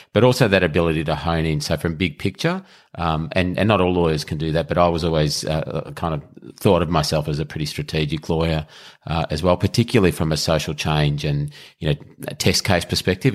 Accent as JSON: {"language": "English", "town": "Melbourne", "region": "Victoria", "country": "Australia", "tie": "born or raised there", "said": "I grew up in Melbourne, lived in Melbourne, uh, all my life"}